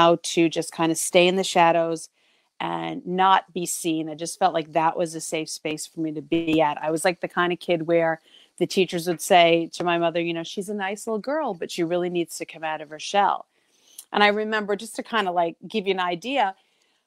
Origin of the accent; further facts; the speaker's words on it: New York, United States; also born or lived in New England; I am from New York, or as they say around here, New York, and I live in the metro. I'm downstate near the city